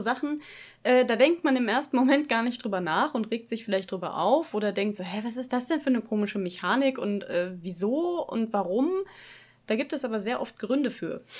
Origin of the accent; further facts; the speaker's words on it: Dortmund, North Rhine-Westphalia, Germany; moved away as an adult; now in Bochum, Germany; Ich komme ursprünglich aus Dortmund, wohne jetzt in Bochum